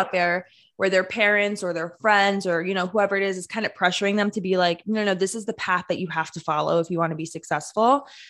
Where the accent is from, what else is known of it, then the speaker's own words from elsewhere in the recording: New Jersey, United States; also born or lived in New York; I'm from New Jersey